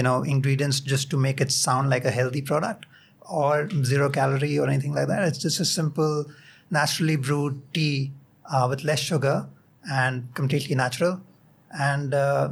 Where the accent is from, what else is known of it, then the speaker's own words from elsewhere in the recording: India; also born or lived in Singapore; as an Indian